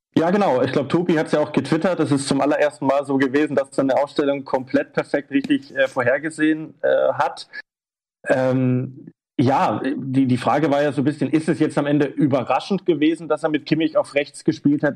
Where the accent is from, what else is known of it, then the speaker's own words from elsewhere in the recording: Germany; als Deutscher